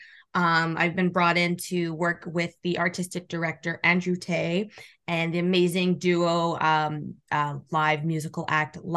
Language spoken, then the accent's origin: English; Calgary, Alberta, Canada; I'm originally from Calgary, Alberta